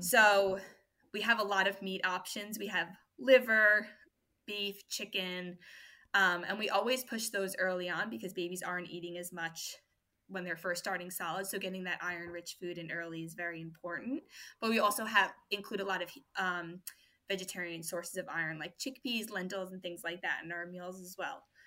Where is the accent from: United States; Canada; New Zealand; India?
United States; New York; moved away as an adult; now in Australia; I'm from New York originally. I was born and raised there